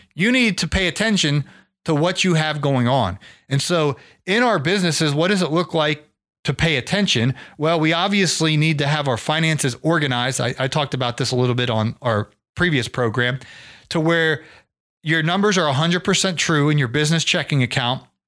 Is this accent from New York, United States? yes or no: no; Ohio, United States; moved away; I'm from Ohio